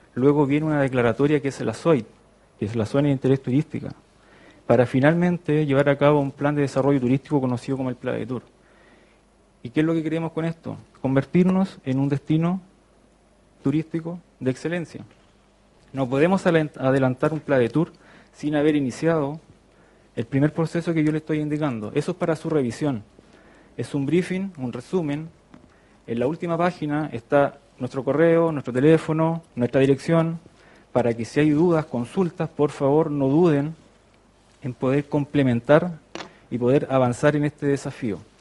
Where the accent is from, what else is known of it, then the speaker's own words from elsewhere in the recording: Constitución, Maule, Chile; moved away as an adult; also born or lived in France / Brazil; yo soy de Constitución acá